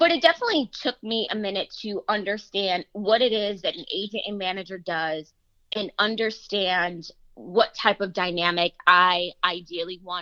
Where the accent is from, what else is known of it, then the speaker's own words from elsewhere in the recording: Western New York, United States; moved away as an adult; now in Los Angeles, United States; It's a gorgeous city, and it's always going to be home for me